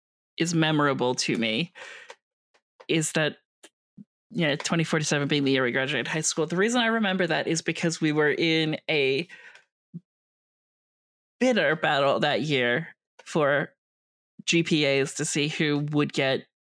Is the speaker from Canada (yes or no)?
yes; Canada; I might be Canadian, but that doesn't mean the high school is in Canada.